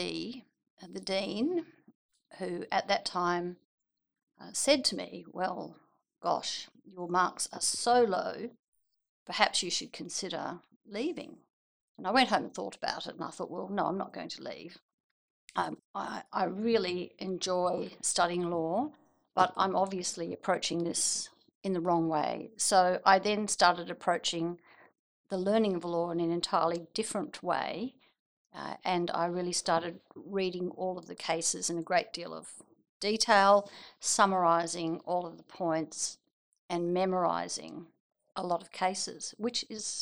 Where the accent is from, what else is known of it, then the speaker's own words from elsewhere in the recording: Geraldton, Western Australia, Australia; also born or lived in Perth; I grew up in Geraldton and went to school there.